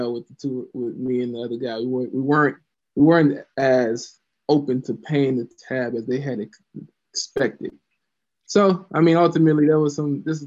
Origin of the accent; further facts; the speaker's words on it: Louisiana, United States; also born or lived in Florida; now in Columbus, United States; I'm from the South, grew up in Louisiana, moved to Florida